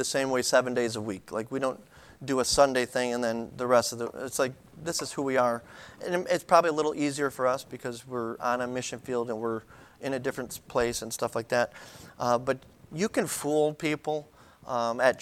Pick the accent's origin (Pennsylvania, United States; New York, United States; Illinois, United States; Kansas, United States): New York, United States; Buffalo; I'm from Buffalo. We're from Buffalo